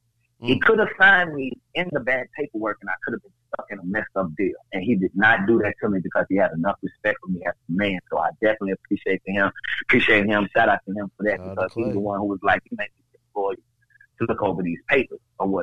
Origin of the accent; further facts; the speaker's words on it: Nashville, Tennessee, United States; nobody ever really thought or knew that I was from Nashville. They always felt like I was from somewhere else just by the way that I moved or whatnot.